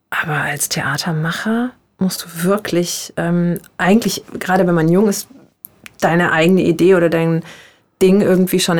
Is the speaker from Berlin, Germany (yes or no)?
no; Frankfurt am Main, Hesse, Germany; Ich bin tatsächlich in Frankfurt am Main